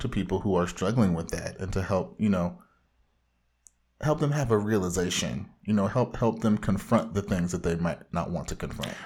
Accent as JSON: {"language": "English", "area": "Orange County", "region": "Southern California", "country": "United States", "said": "bona fide comic book fanatic from the widest part of Southern California."}